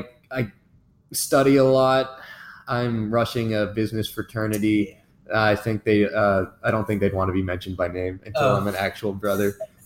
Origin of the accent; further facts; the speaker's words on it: Georgia, United States; also born or lived in Kennesaw, Georgia; I'm from Georgia, and I go to UGA. This is actually I'm a second year, but this is actually my first semester here, as I'm a transfer student from Kennesaw State.